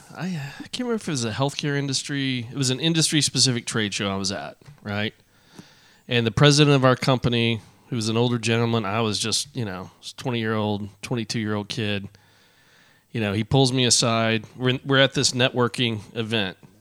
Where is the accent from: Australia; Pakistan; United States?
United States; Arlington, Texas; I grew up in Arlington